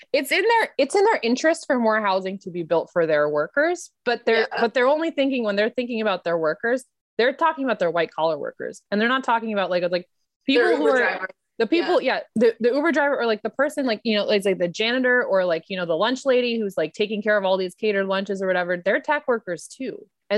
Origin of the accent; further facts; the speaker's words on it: India; I'm Indian, so there's obviously some like, you know, there's Asian American immigrants